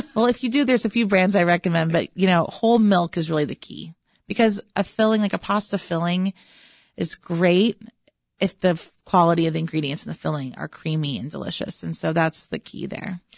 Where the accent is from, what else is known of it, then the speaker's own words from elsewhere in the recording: Texas, United States; now in Chicago, United States; growing up in Texas